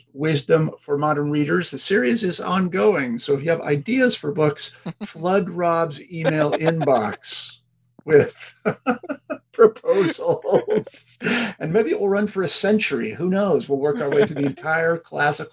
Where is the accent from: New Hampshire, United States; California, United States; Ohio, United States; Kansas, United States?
Kansas, United States; I'm from Kansas, and my people, as we sometimes say, were farmers